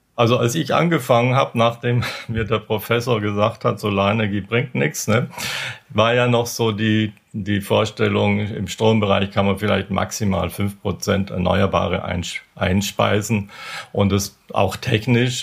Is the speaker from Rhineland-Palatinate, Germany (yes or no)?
no; Bavaria, Germany; moved away; ich komme ja aus, aus Bayern